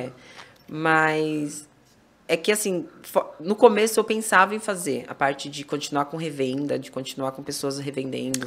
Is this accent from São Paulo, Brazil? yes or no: yes; Itupeva, São Paulo, Brazil; sou de Tupéva e eu vou mais pra Louveira porque eu tenho as duas lojas lá